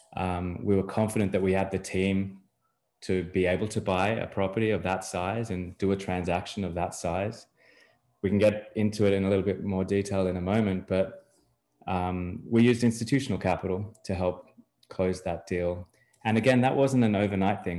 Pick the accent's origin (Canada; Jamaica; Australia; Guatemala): Australia; moved away as an adult; now in Miami, United States; I'm from Australia originally. I've lived in various places in the world, but ended up in Miami, Florida, a little over three years ago.